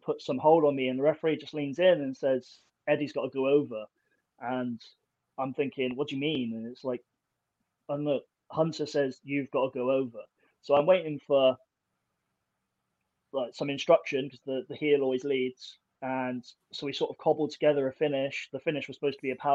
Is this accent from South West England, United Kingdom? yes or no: yes; Plymouth, South West England, United Kingdom; it was in my hometown